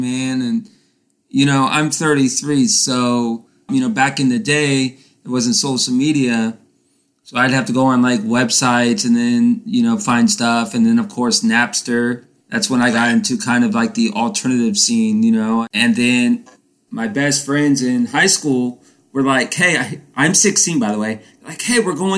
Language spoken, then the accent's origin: English; Titusville, Florida, United States; born and raised in Titusville, Florida, Central